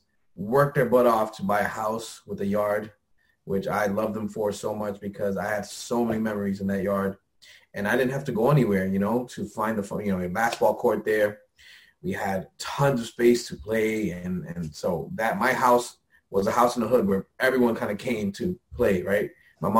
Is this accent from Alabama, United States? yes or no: no; Lawrence, Massachusetts, United States; also born or lived in Methuen; I'm from Lawrence. I was born in Lawrence General Hospital